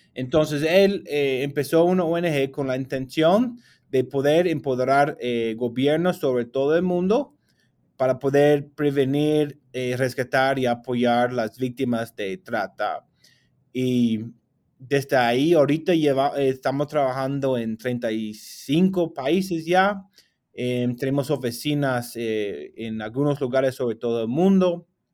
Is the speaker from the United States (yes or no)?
yes; United States; Spanish is a second language; yo salí del país de los Estados Unidos